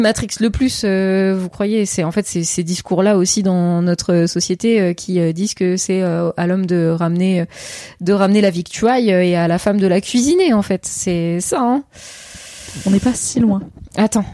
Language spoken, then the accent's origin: French; Seine-et-Marne, Île-de-France, France; now in Paris, France; j'ai grandi en Seine-et-Marne.